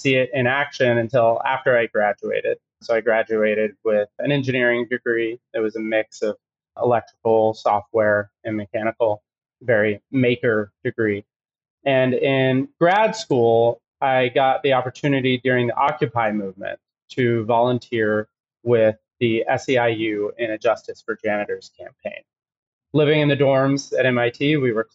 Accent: Texas, United States; moved away as an adult; I grew up in Texas in the middle of nowhere

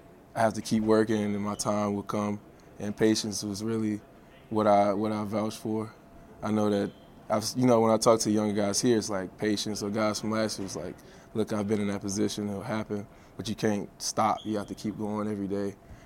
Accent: Chapel Hill, North Carolina, United States; moved away; also born or lived in Durham; I think I was born in UNC Chapel Hill.

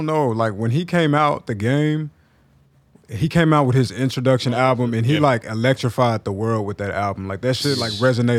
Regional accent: Texas, United States; I'm from Texas.

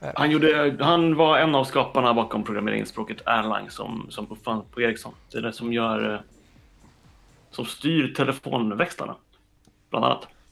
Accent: Linköping, Östergötland, Sweden; moved away as an adult; now in Stockholm, Sweden; jag är uppväxt i Linköping och flyttade tillbaka och jobbade i Linköping ett tag efter att jag hade pluggat

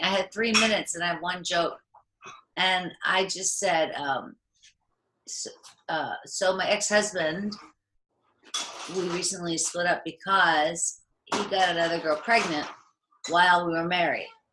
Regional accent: Pittsburgh, Pennsylvania, United States; moved away as an adult; now in Los Angeles, United States; I'm from Pittsburgh, Pennsylvania

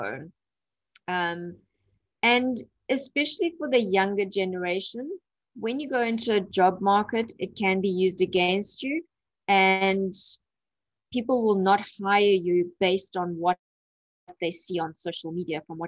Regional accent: Durban, KwaZulu-Natal, South Africa; I'm from Durban, South Africa.

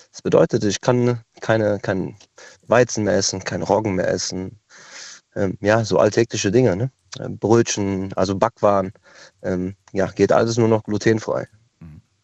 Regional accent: Cologne, North Rhine-Westphalia, Germany; Ich komme zwar aus Köln

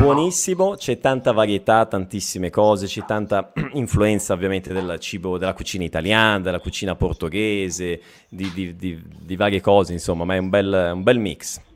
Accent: province of Bergamo, Lombardy, Italy; now in Brazil; ho passato sì. l'infanzia in provincia di Bergamo

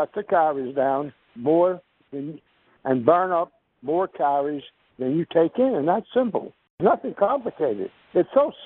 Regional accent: Houston, Texas, United States; now in Dallas, United States; I grew up in Houston, Texas

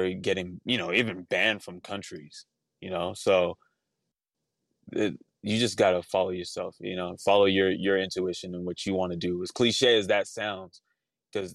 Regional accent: Los Angeles, California, United States; I was growing up in Northridge

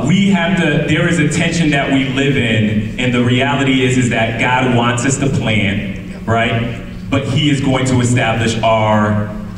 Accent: Connecticut, United States; moved away; I'm from Connecticut

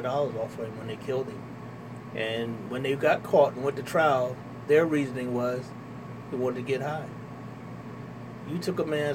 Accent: Trenton, New Jersey, United States; I'm born and raised here in the city of Trenton. I grew up in Wilbur Section, 200 block of Walnut

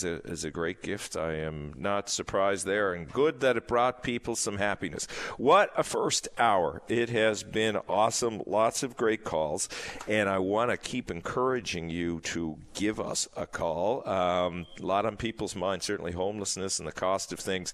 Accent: St. John's, Newfoundland and Labrador, Canada; I'm from St. I'm a townie

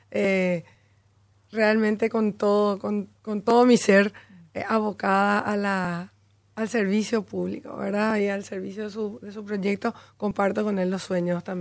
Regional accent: Paraguay; moved away as an adult; also born or lived in Chile / United States

